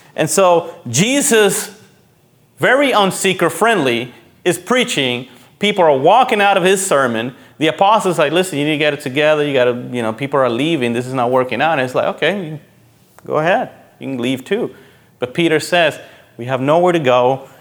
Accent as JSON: {"language": "English", "country": "Puerto Rico", "tie": "born or raised there", "moved": "yes", "said": "when I grew up in Puerto Rico, my mom was a member of a cooperative."}